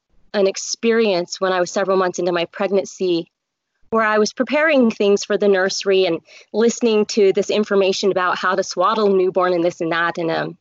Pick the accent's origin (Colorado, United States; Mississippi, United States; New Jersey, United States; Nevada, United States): Colorado, United States; moved away as an adult; now in Utah, United States; I grew up in Colorado